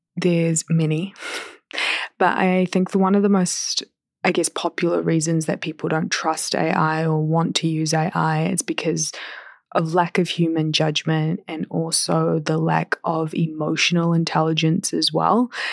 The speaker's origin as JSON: {"language": "English", "country": "New Zealand", "accent": "Kiwi", "moved": "as an adult", "lives_now": "Toronto, Canada", "said": "I've been away from home for over a year and my accent is still, like, Kiwi"}